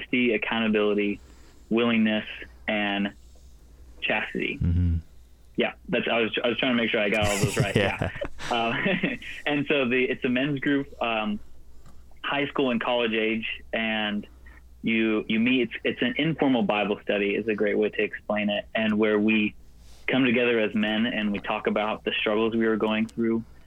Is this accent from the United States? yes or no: yes; Knoxville, Tennessee, United States; moved away as an adult; now in Nashville, United States; I'm from Knoxville, Tennessee, and I've grown up here most of my life